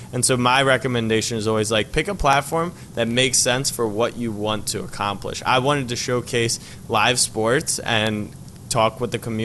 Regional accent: Maryland, United States; moved away as an adult; also born or lived in Texas; now in New York, United States; I grew up in Maryland, and then I moved to New York.

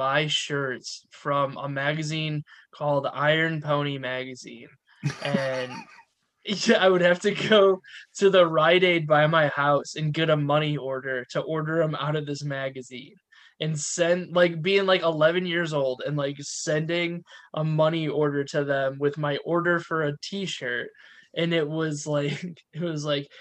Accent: United States; I am also an American

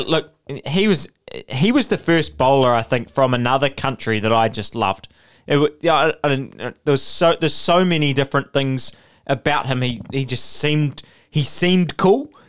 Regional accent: New Zealand; as a New Zealander.

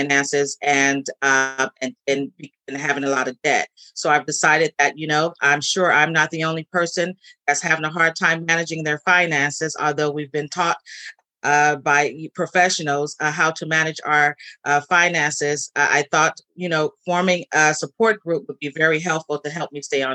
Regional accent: San Francisco, California, United States; I'm born and raised in San Francisco

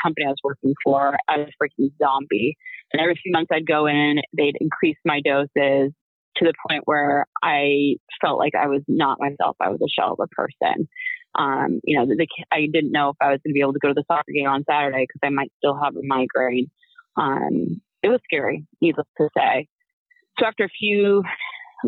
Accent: Pacific Northwest, United States; moved away; I'm from the Pacific Northwest originally.

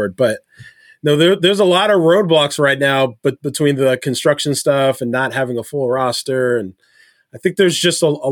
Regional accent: New York, United States; a New Yorker, as a native New Yorker

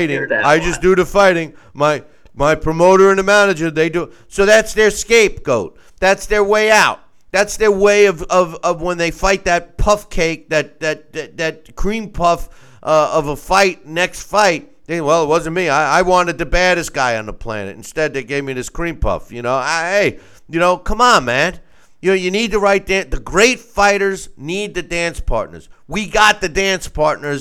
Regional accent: United States; as an American

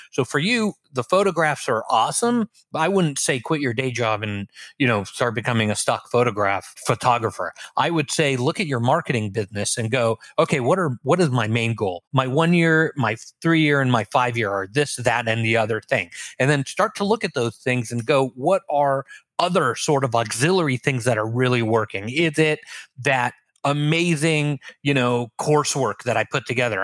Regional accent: Los Angeles, California, United States; moved away as an adult; also born or lived in Israel; now in Orlando, United States; raised in Los Angeles

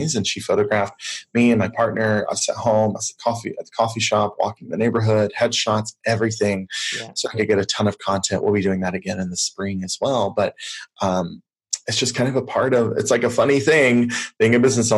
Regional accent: the South, United States; I grew up in the South here in the US

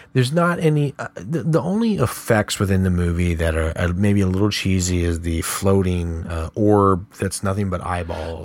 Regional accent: San Antonio, Texas, United States; I grew up in San Antonio

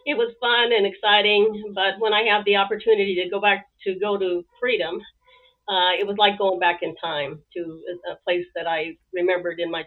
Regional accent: Washington, United States; also born or lived in Seattle / Oklahoma / Arizona; my grandfather was a well-known stock contractor from the state of Washington. His name was Leo Muma, and he was one of the founders of the famous Omak Stampede and Suicide Race. I think he started rodeo back in about the 1930s, maybe even the 20s. Wow. But I was brought up around it and stayed in my hometown until I hit my early 20s, and then I moved to Seattle

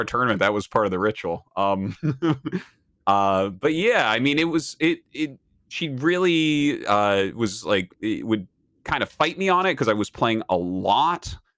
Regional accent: New Hampshire, United States; moved away; I come from New Hampshire, uh, just kind of a small town uh, over in New Hampshire

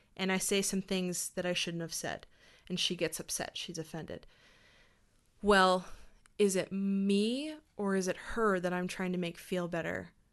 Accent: Hanna, Alberta, Canada; also born or lived in Calgary; I grew up in Hannah

